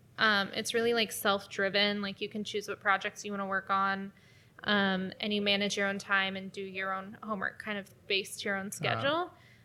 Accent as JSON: {"language": "English", "town": "Denver", "region": "Colorado", "country": "United States", "tie": "born or raised there", "said": "Anyway, and I'm from Denver, Colorado."}